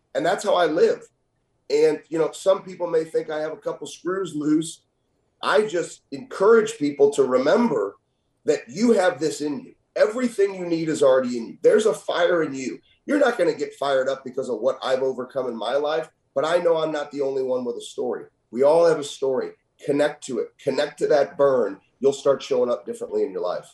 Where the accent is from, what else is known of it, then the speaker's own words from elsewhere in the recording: St. Louis, Missouri, United States; I'm from St. Louis.